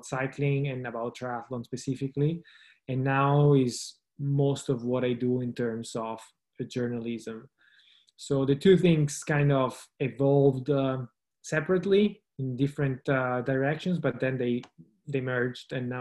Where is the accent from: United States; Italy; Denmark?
Italy; also born or lived in Turin; I grew up in the Italian Alps, so lived in a small village in the Alps for 25 years